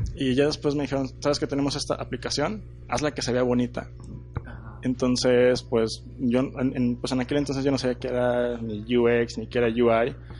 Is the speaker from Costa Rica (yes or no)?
no; Torreón, Coahuila, Mexico; yo soy de Torreón, eh, lagunero